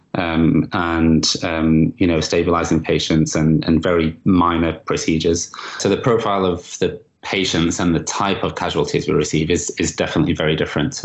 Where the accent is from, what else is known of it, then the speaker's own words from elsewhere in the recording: Manchester, North West England, United Kingdom; in Manchester, in my hometown